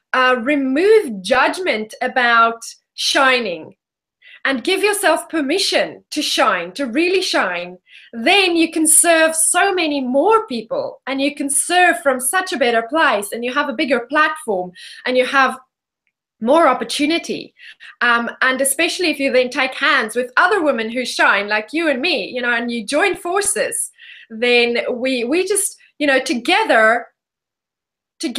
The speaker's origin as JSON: {"language": "English", "country": "South Africa", "tie": "born or raised there", "moved": "as an adult", "lives_now": "Perth, Australia", "said": "I am, in fact, born and bred South African"}